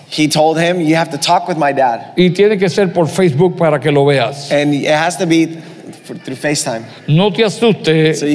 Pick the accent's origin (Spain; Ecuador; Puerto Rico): Puerto Rico; Yo soy puertorriqueño